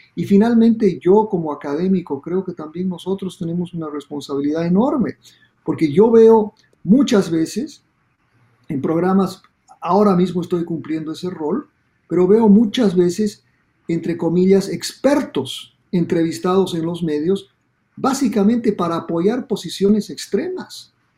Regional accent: Bolivia; now in Miami, United States; yo soy boliviano y en Bolivia decíamos

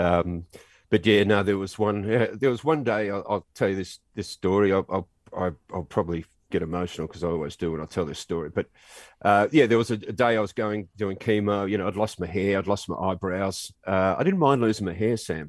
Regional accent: Australia

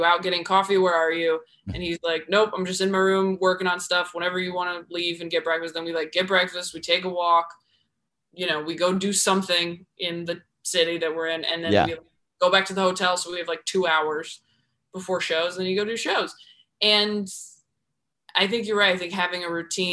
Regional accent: California, United States; also born or lived in New York; I'm from California

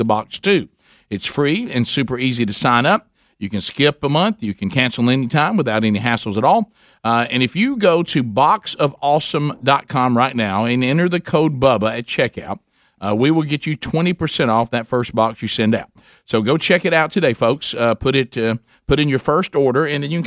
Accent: the South, United States; I'm from the South.

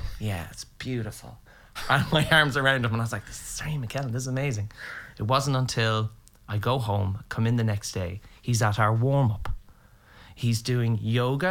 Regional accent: Meath, Leinster, Ireland; moved away; I grew up in a place called Meath, which when people ask me, where am I from? I go, Meath, And I go, it's right beside Dublin.

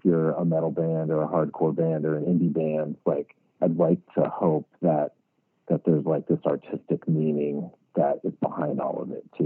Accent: Connecticut, United States; moved away; I grew up in Connecticut, like in a small town, like east of Hartford, so kind of like the middle of nowhere.

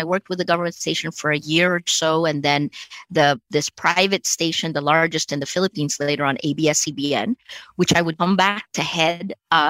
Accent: United States; I felt sarcasm was kind of mean growing up in America.

